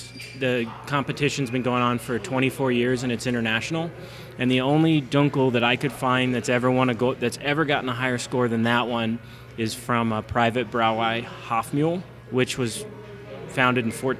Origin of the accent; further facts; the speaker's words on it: Kentucky, United States; also born or lived in Tempe, Arizona; now in Tombstone, Arizona, United States; I've been in Tempe for the past 12 years, 13 okay. years, but gotcha. I grew up in Kentucky.